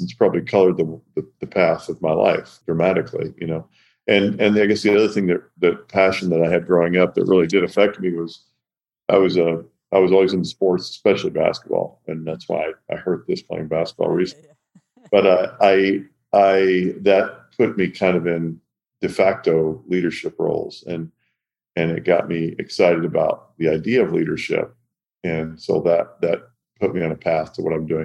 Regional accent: Owensboro, Kentucky, United States; I grew up in Owensboro, Kentucky.

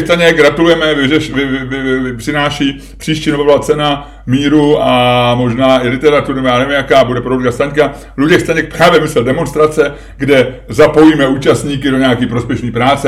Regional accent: Czechia; já jsem Čech

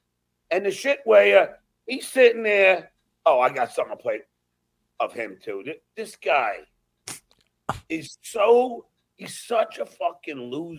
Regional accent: North Massapequa, New York, United States; and I'm from North Massapequa.

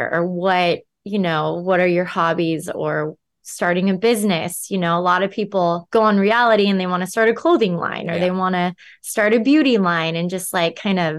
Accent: California, United States; I'm from Southern California. I grew up going to the beach, by the pool, going to the river.

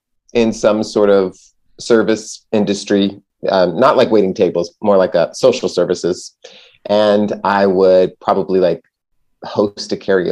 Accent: Texas, United States; moved away as an adult; also born or lived in Los Angeles; now in New York, United States; I left my hometown and moved to New York. But I think that Joel is like a lot of people I do know from growing up in Texas

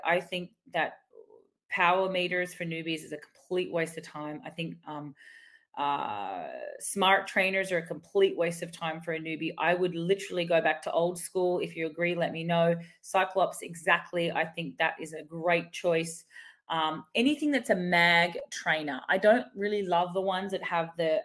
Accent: Australia; even as an Aussie

